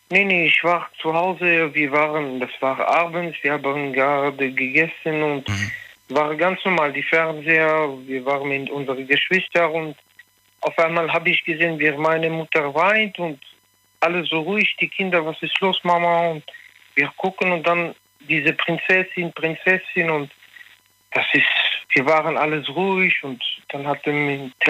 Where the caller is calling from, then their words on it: Münster, North Rhine-Westphalia, Germany; Ich komme aus Münster.